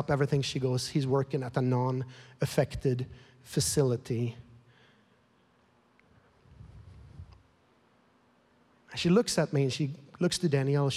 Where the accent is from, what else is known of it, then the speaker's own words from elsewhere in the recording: Sweden; now in United States; I'm born and raised in Sweden.